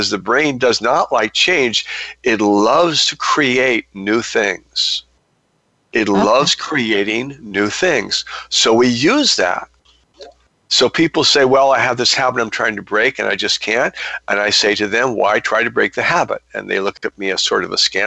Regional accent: United States; as an American man

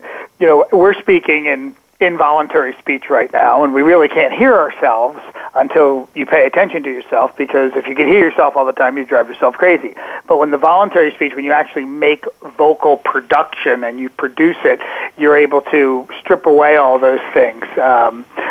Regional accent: Ambler, Pennsylvania, United States; I grew up in Ambler, Pennsylvania. It's right outside of Philadelphia

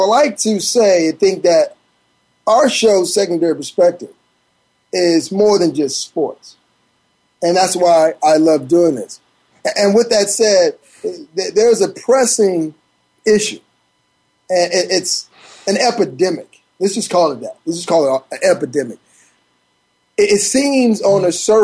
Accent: Miami, Florida, United States; a black man growing up in Miami

